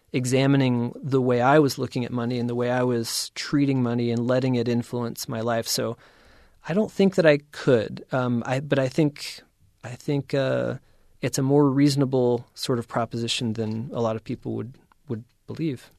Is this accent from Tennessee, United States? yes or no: yes; East Tennessee, United States; also born or lived in East Bay Area, California; now in Utah, United States; I grew up in East Tennessee in the eighties and nineties